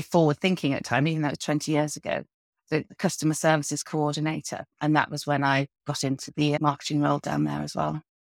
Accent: the Wirral, North West England, United Kingdom; also born or lived in Birkenhead; now in St Albans, United Kingdom; I grew up in the Wirral, so I'm a northerner at heart, but I have spent most of my life down south

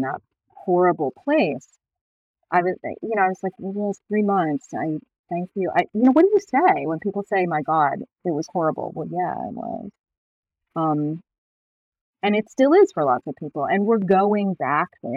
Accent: Buffalo, New York, United States; I was born in Buffalo, which is over on the west side of the state

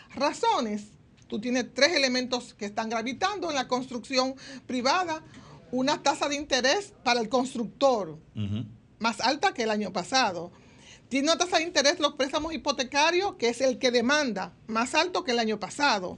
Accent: Dominican Republic

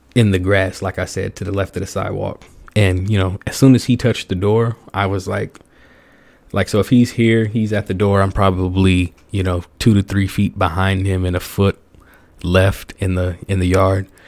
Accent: the South, United States; growing up in the South

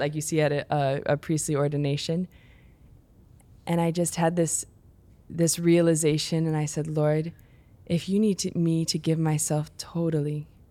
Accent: Chicago, Illinois, United States; I grew up in the Chicago area, in the suburbs there

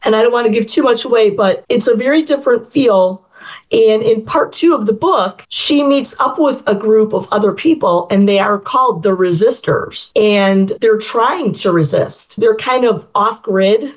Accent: Chicago, Illinois, United States; I was born in the Chicago area, lived in Chicago a couple different times basically grew up in the Chicago suburbs

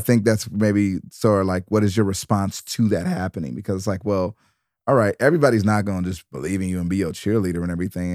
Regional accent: Detroit, Michigan, United States; I'm from Detroit.

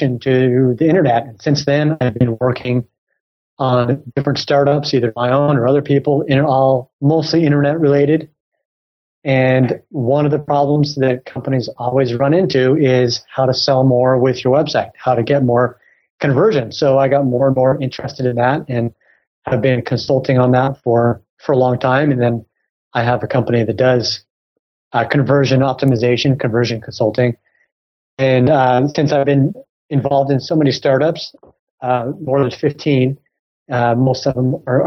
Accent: United States; accent: American; also born or lived in Silicon Valley; I'm obviously American from my accent

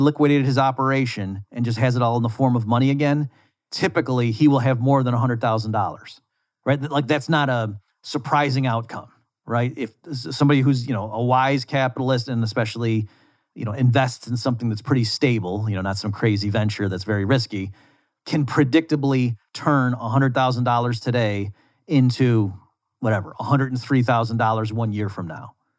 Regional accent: United States; I'm from the United States.

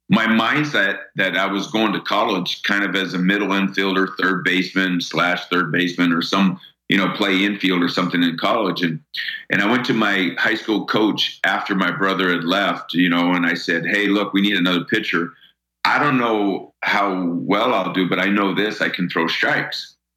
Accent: United States; we were just like any other kid growing up in New York, New Jersey

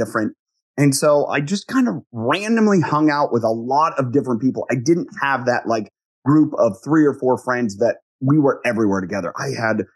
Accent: Ohio, United States; So I grew up in the Midwest. I grew up on a dairy farm

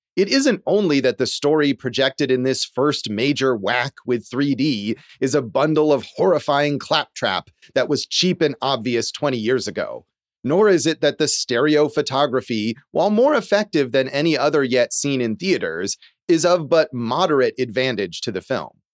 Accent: California, United States; as a kid growing up in California

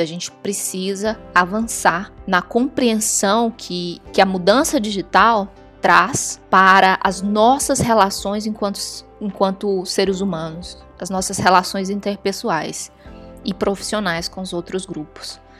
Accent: Brazil; moved away as an adult; now in Washington, United States; chegando aqui, brasileira, falava inglês

